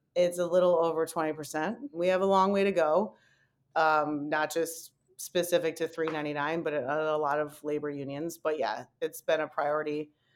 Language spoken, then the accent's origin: English; Detroit, Michigan, United States; moved away; I was born and raised in Detroit